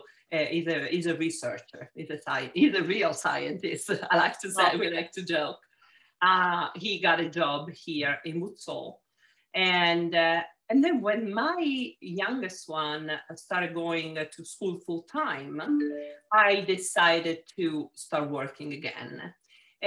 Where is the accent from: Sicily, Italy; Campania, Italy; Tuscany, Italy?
Sicily, Italy; Palermo; accent: Italian; English is a second language; moved away as an adult; also born or lived in Genoa, Italy; now in United States; I was born and raised in Sicily, in Palermo